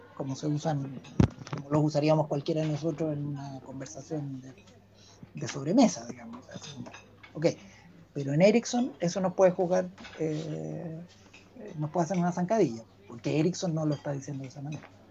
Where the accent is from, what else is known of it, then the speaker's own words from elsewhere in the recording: Chile; los, chilenos somos aperrados, somos solidarios